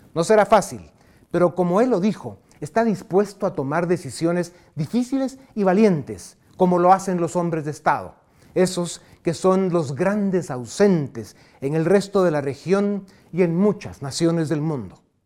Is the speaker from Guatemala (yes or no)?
yes; Guatemala; Como guatemalteco